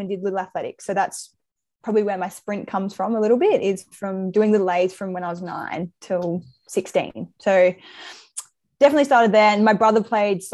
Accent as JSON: {"language": "English", "town": "Brisbane", "region": "Queensland", "country": "Australia", "tie": "born or raised there", "also_born_or_lived": "Victoria / Melbourne / Newcastle", "moved": "as an adult", "lives_now": "Sydney, Australia", "said": "I grew up in Brisbane, but I was born in Victoria. So I would say I'm from Brisbane"}